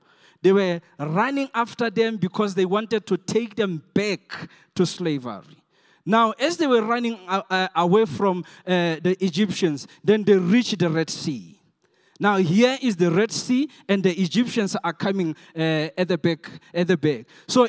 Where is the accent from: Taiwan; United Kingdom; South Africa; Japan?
South Africa; English is a second language; I'm not an English. I'm a Soto guy.